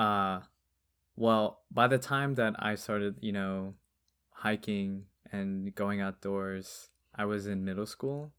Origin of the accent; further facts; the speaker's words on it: Long Beach, California, United States; I grew up in Long Beach